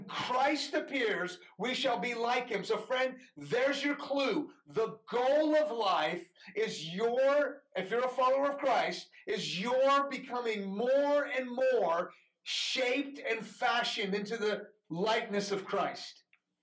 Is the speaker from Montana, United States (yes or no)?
no; Houston, Texas, United States; first language Farsi; English is a second language; also born or lived in Iran; I grew up in Houston